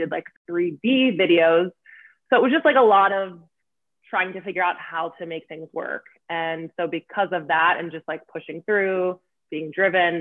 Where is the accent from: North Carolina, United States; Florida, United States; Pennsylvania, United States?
Pennsylvania, United States; Lancaster; now in New York, United States; I'm from Lancaster, Pennsylvania. I live in New York